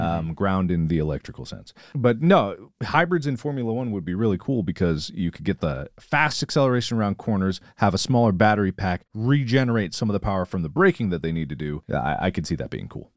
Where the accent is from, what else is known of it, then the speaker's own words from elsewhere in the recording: Cincinnati, Ohio, United States; I'm from Cincinnati